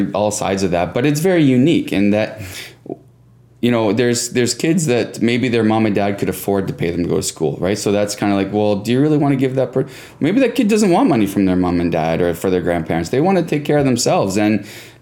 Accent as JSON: {"language": "English", "town": "Cobourg", "region": "Ontario", "country": "Canada", "said": "So I'm from Cobourg, which is about an hour east of Toronto, right on Lake Ontario, about 15,000 people"}